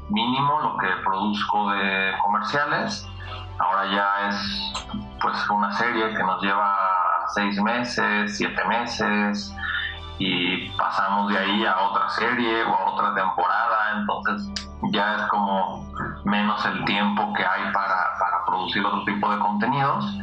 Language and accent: Spanish; Guadalajara, Jalisco, Mexico; soy originario acá de Guadalajara